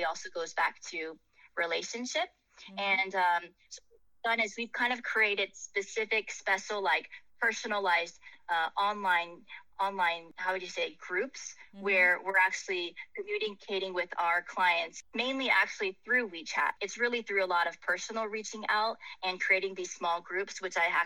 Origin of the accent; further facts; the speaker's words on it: Silicon Valley, California, United States; moved away; originally my hometown is from Silicon Valley